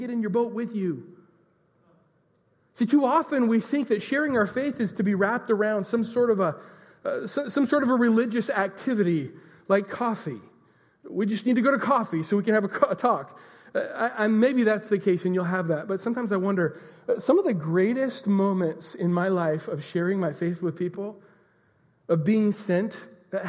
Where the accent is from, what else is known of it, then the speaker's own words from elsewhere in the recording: Pacific Northwest, United States; we're from the Pacific Northwest